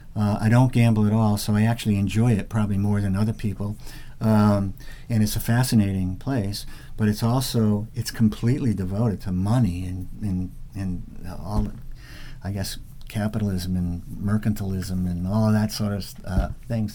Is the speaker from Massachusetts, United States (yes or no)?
yes; Massachusetts, United States; I grew up in Massachusetts